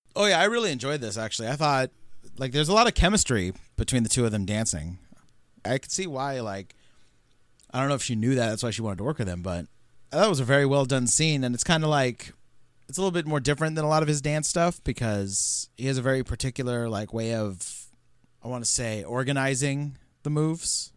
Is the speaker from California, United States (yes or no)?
yes; California, United States; we're from uh, California